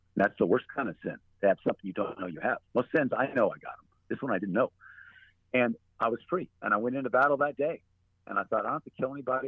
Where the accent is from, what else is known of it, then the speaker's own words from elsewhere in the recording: United States; as an American soldier